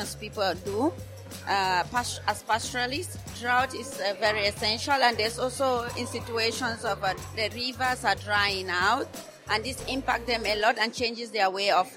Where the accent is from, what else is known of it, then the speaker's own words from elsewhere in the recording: Cameroon; I am from Cameroon